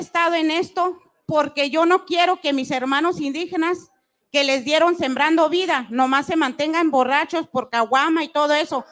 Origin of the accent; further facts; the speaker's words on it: Chihuahua, Mexico; yo soy del estado de Chihuahua y soy 100% rarámuri